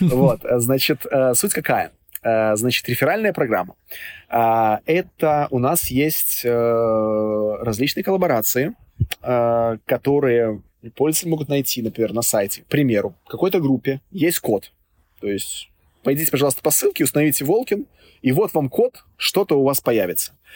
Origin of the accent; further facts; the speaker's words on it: Minsk, Belarus; я вот сам родом из Минска